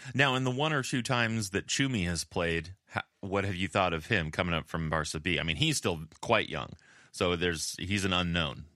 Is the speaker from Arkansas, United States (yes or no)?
no; California, United States; accent: California; I've really been working on my my Spanish accent uh, without sacrificing my California accent